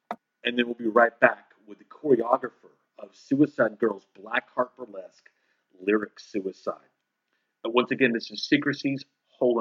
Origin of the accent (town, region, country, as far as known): Dallas, Texas, United States; born or raised there